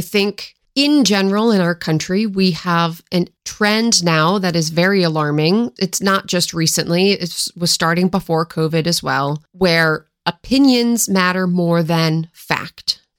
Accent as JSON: {"language": "English", "region": "Washington", "country": "United States", "tie": "born or raised there", "also_born_or_lived": "Philadelphia", "moved": "yes", "said": "I grew up in Washington State"}